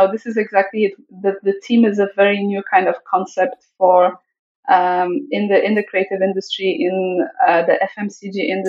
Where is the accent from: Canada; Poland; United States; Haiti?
Poland; I was born in Poland just before the fall of communism, just a few years before.